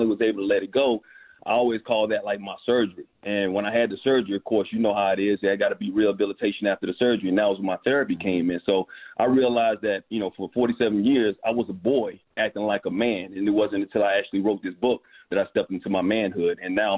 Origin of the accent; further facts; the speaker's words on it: Alabama, United States; also born or lived in Bronx; Yeah, I was born in the Bronx. I'm always going to be a New York dude, but Alabama is where my roots are. You know, that's where my formative years of my life.